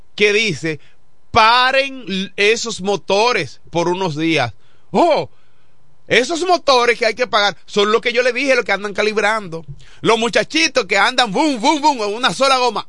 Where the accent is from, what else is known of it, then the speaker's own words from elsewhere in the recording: Villa Hermosa, La Romana, Dominican Republic; somos de Villahermosa